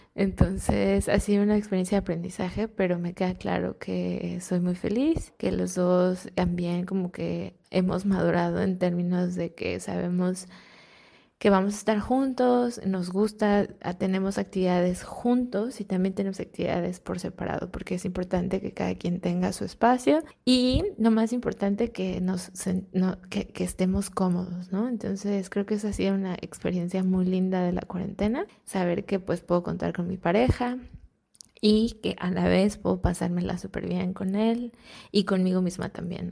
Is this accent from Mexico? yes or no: yes; Mexico; moved away as an adult; now in Netherlands; soy mexicana y vivo en Países Bajos